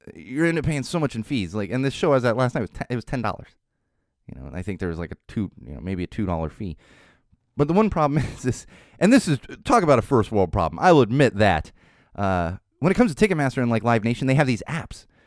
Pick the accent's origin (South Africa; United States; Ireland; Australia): United States; San Diego, California; I was growing up in San Diego in the nineties